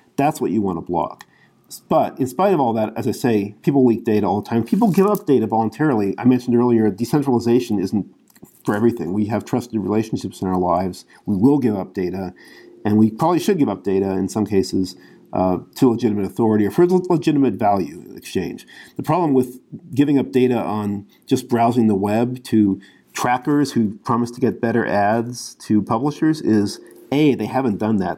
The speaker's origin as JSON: {"language": "English", "country": "United States", "said": "as an American"}